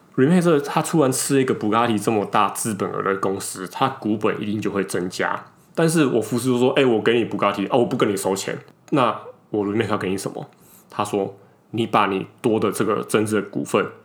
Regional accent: southern Taiwan, Taiwan; now in northern Taiwan; 我们两个其实是北漂上来的

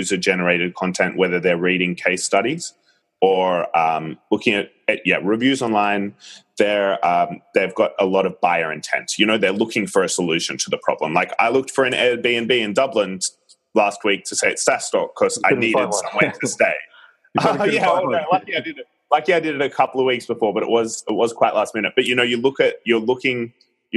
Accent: Australia; moved away as an adult; now in Singapore; I'm from Australia. Apologies to your listeners if they struggle to understand my accent, which hasn't quite faded away despite nearly 5 years in Singapore.

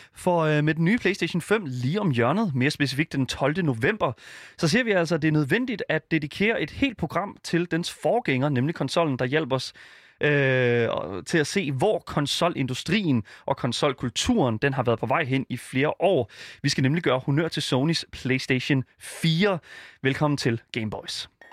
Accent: Denmark; jeg er fra Jylland

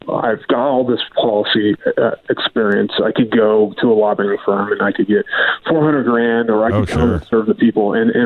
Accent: Central Valley, California, United States; also born or lived in Washington, D.C.; I grew up in California in Central Valley.

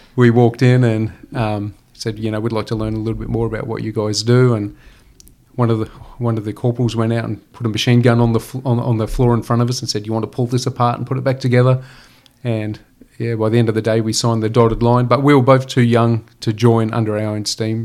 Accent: Gympie, Queensland, Australia; born or raised there

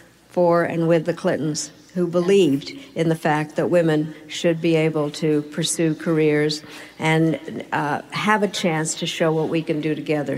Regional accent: United States; So what happened was, being the American, I created a caucus, and we called ourselves the G7.

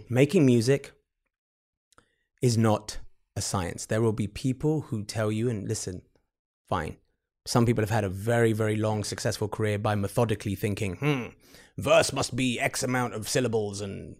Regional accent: England, United Kingdom; I think a lot of the Asian kids in England growing up, if you're growing up in England, you're listening to, you know, probably R&B and hip hop, which is very common for us.

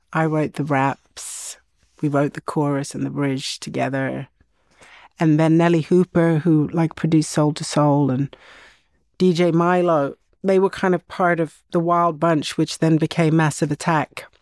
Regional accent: Sweden; growing up in Sweden in the 70s

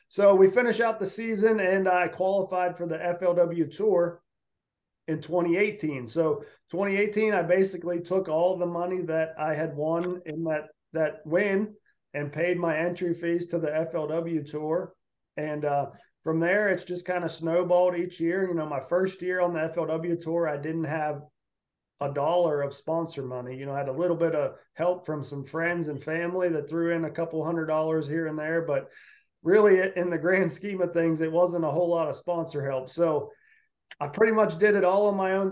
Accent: Pittsburgh, Pennsylvania, United States; I grew up around Pittsburgh, Pennsylvania

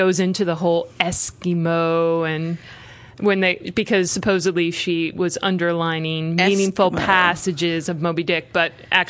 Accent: Chicago, Illinois, United States; I'm from Chicago

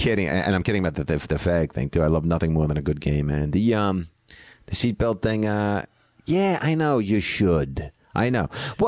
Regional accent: Greenwich, Connecticut, United States; I'm from Greenwich, Connecticut, and I grew up with the Kennedys.

